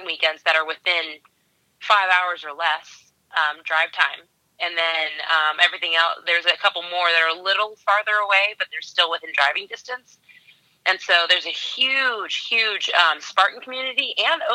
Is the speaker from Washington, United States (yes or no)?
yes; Washington, United States; now in California, United States; I am originally from Washington State. I'm living in California now.